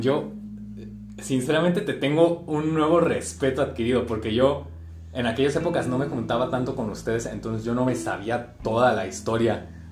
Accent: Jalisco, Mexico; estamos, un poquito más al sur acá en Jalisco

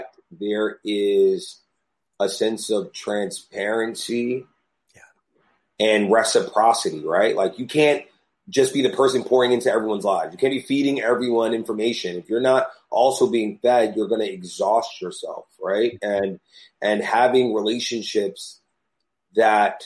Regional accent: New York, United States; also born or lived in Los Angeles / Atlanta; I was born in New York, left New York to go to school, traveled, came back to New York

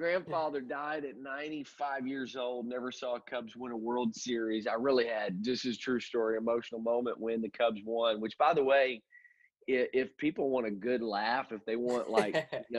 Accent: Illinois, United States; I'm from Illinois

